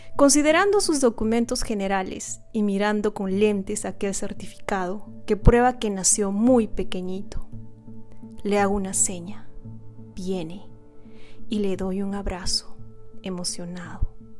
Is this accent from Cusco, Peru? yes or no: yes; Cusco, Peru; now in United States; yo soy peruana, nací en Perú, originalmente de la ciudad de Cusco y actualmente vivo en el extranjero, vivo en Estados Unidos.